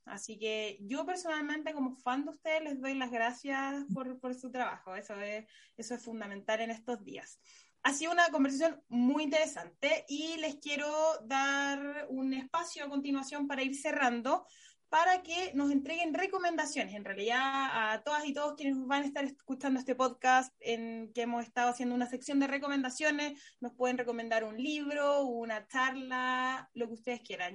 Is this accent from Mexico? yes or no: no; La Serena, Coquimbo, Chile; en mi región, que soy oriunda ahí de La Serena